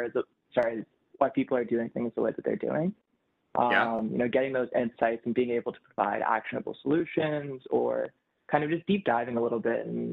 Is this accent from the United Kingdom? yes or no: no; Toronto, Ontario, Canada; born and raised in Toronto